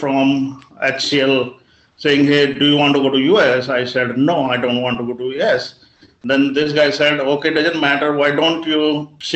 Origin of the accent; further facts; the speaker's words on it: Muzaffarnagar, Uttar Pradesh, India; I come from Muzaffarnagar